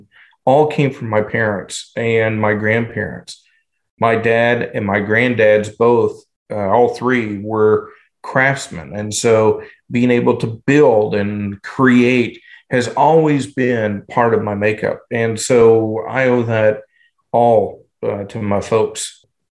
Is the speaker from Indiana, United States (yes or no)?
yes; southwestern Indiana, United States; moved away as an adult; also born or lived in Louisville, Kentucky / Kentucky; I went to southwestern Indiana from the time I was about 7 until the time I was 21